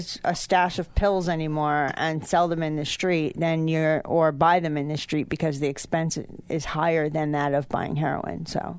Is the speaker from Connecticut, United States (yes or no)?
yes; Sharon, Connecticut, United States; Well, back in the 80s, I came to Poughkeepsie from Sharon, Connecticut to attend Chrysler Business Institute.